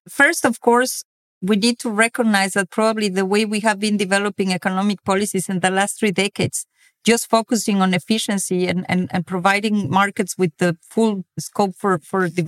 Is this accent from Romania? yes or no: no; Mexico; moved away as an adult; now in France; I come from Mexico, where inequality is really everywhere. And when I moved to France 15 years ago